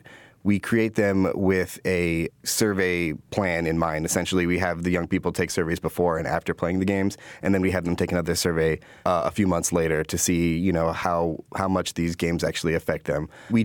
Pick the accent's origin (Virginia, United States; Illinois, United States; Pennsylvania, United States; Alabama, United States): Illinois, United States; Chicago; I was a young person from the south side of Chicago, growing up in Trumbull Park, and then some in Washington Park.